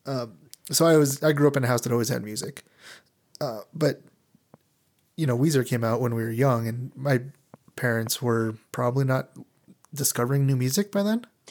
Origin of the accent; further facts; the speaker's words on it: Albuquerque, New Mexico, United States; I'm from Albuquerque, New Mexico, born and raised